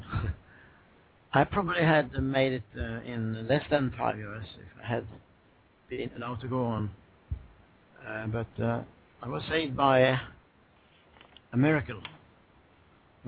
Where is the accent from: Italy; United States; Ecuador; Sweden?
Sweden; Swedish West Coast; I was raised on the Swedish West Coast